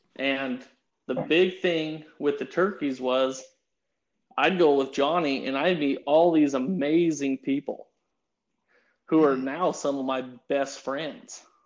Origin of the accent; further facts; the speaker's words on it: Pueblo, Colorado, United States; I was born in Pueblo, Colorado, and I started hunting with my grandpa